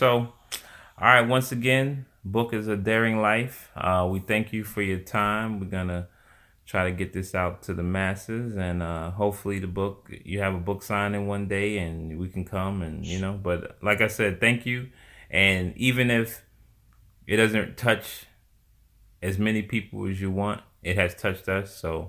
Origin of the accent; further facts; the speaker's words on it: Atlanta, Georgia, United States; born there; I was born in Atlanta.